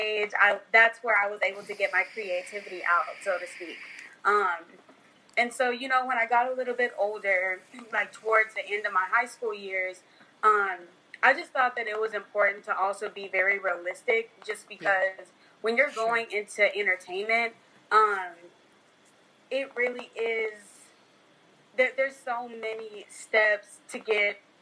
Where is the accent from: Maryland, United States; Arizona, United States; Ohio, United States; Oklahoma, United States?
Oklahoma, United States; Oklahoma City; Originally, I'm from Oklahoma City, Oklahoma, and I currently am here until later this year